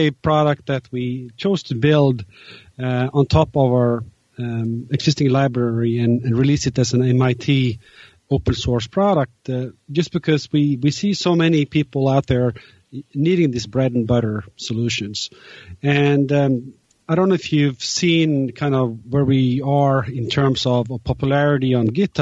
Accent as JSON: {"language": "English", "country": "Norway", "moved": "yes", "lives_now": "New York, United States", "said": "I'm from Norway, but I'm currently located in New York."}